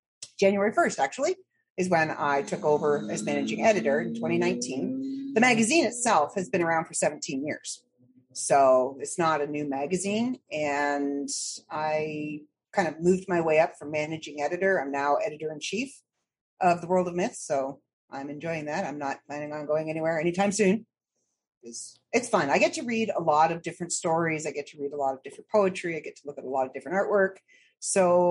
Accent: Midland, Ontario, Canada; also born or lived in Toronto / Barrie; Born and raised in Ontario

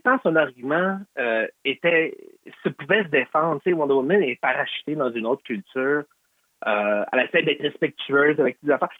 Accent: Quebec, Canada; On est des Québécois

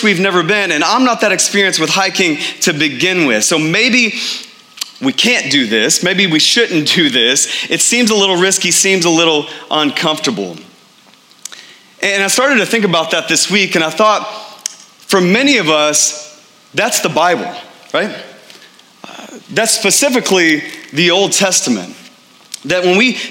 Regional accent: Texas, United States; moved away as an adult; now in Phoenix, United States; I grew up in Texas

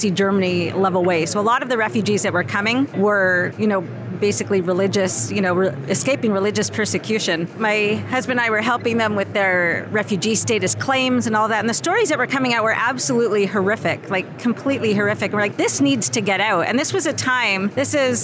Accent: Canada; accent: Canadian 'abouts'; moved away; also born or lived in Thailand; I'm actually Canadian

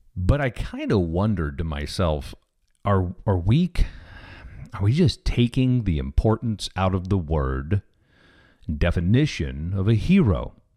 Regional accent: Kansas City, Missouri, United States; I grew up in Kansas City, Missouri.

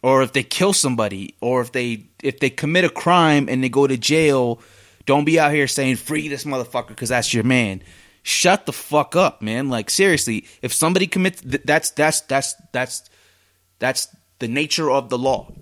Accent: Oregon, United States; now in Salt Lake City, United States; I'm out in Salt Lake City and I'm from Oregon.

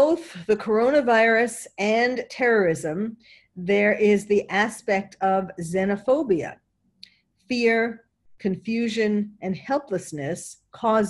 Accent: New York City, New York, United States; having been born and raised in New York

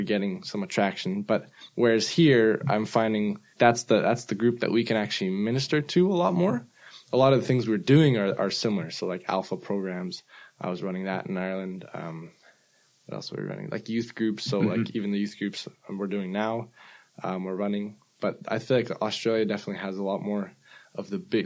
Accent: Vancouver, British Columbia, Canada; I'm from Canada, Vancouver, Canada.

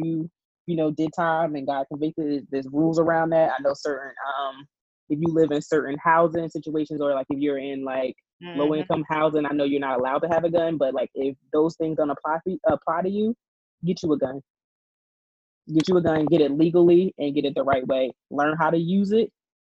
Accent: United States; I'm American

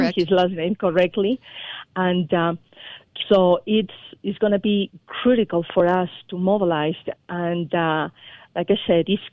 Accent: Peru; moved away as an adult; now in Colorado, United States; I was born in Peru

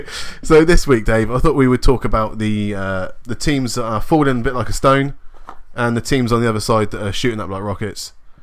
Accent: United Kingdom; We're British over here

